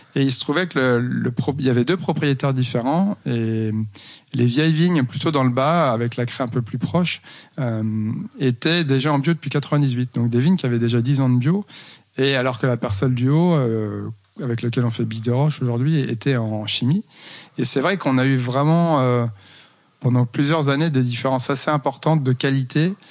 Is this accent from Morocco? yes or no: no; Loire, France; moved away as an adult; also born or lived in Rennes / Montpellier / Nîmes; now in Saumur, France; ma région d'origine